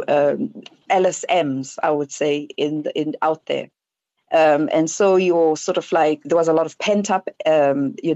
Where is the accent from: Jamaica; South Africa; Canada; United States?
South Africa; as a South African